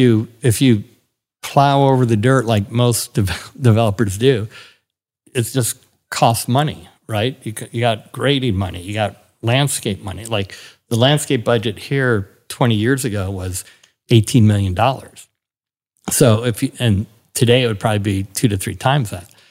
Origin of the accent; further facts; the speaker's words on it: Milwaukee, Wisconsin, United States; moved away; I grew up in Milwaukee